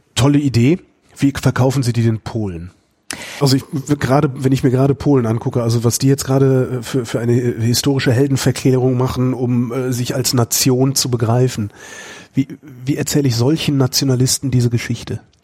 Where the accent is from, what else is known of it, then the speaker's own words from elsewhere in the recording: Cologne, North Rhine-Westphalia, Germany; ich bin als Kölner